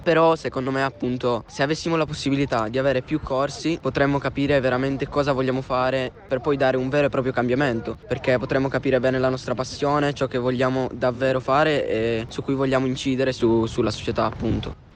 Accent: Rivalta di Torino, Piedmont, Italy; vengo da Rivalta

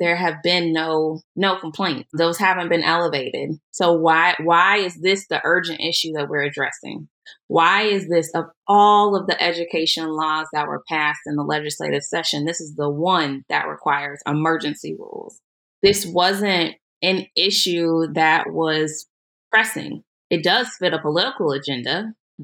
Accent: Tulsa, Oklahoma, United States; I grew up here in Tulsa. I went to public school

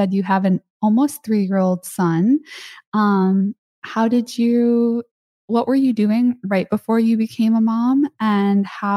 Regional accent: Chicago, Illinois, United States; now in California, United States; I'm from Chicago

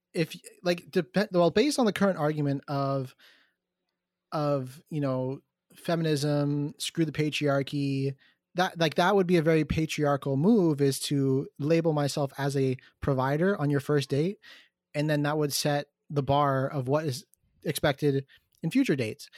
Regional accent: Markham, Ontario, Canada; I'm from Markham.

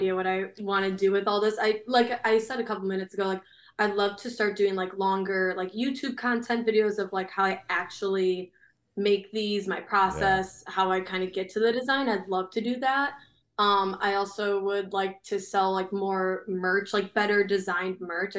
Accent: Chicago, Illinois, United States; I'm from Chicago

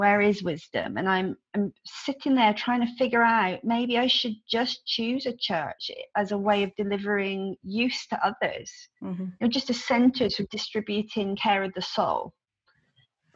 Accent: Devon, South West England, United Kingdom; It's slightly different in Devon. Some of our language patterns are different.

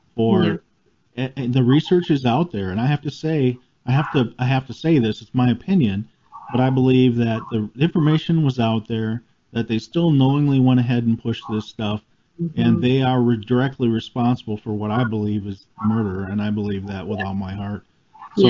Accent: United States; growing up in the United States

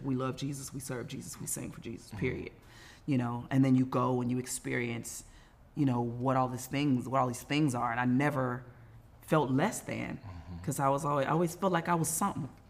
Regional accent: Inglewood, California, United States; from Inglewood in my mind. Sometimes still in a two bedroom apartment with all my siblings, hoping and dreaming that I could sing one day.

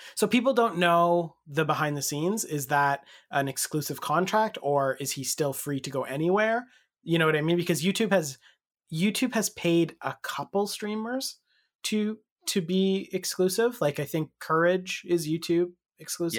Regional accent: Canada; the Canadian angle

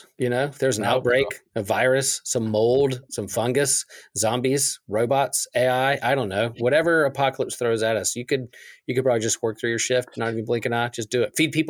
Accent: Chapel Hill, North Carolina, United States; from Chapel Hill, North Carolina

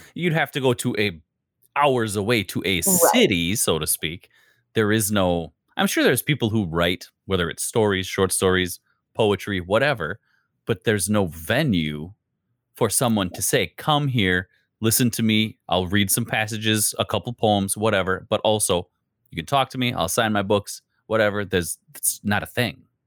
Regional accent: Wisconsin, United States; accent: Wisconsin; I have a Wisconsin accent, yes, Midwest

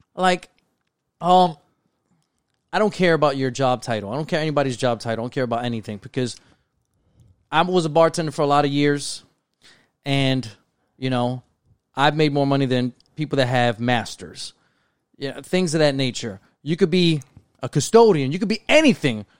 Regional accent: New York City, New York, United States; we grew up in New York City, brown and black, you know, community.

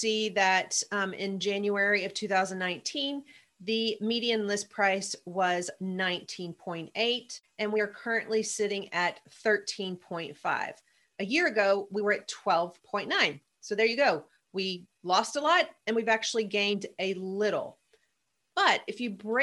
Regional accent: Mayfield, Kentucky, United States; my hometown where I grew up, Mayfield, Kentucky

